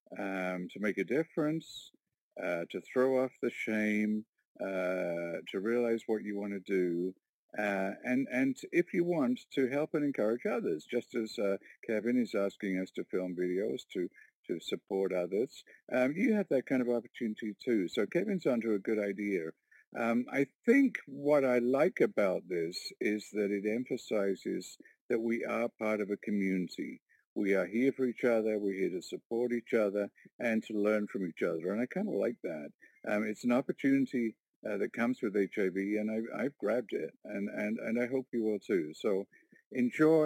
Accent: Warkworth, Ontario, Canada; I'm from Warkworth, Ontario, a little rural community of 700 people.

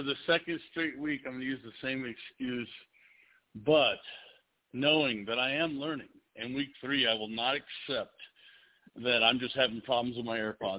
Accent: West Coast, United States; born or raised there

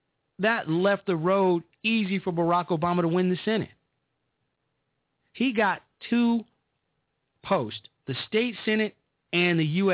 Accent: Illinois, United States; my home state of Illinois.

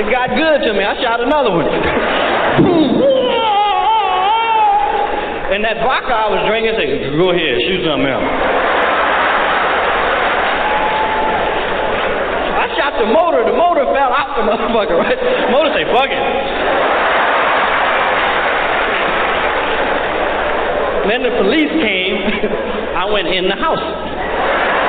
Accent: Peoria, Illinois, United States; born or raised there

